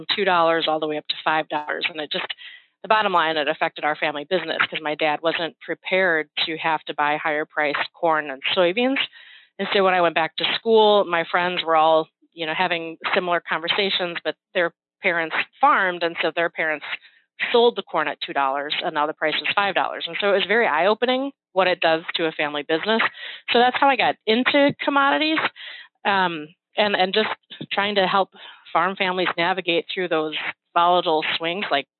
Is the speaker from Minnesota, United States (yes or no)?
no; Cambridge, Wisconsin, United States; I grew up in Cambridge, Wisconsin, just outside of Madison, and it's a rural community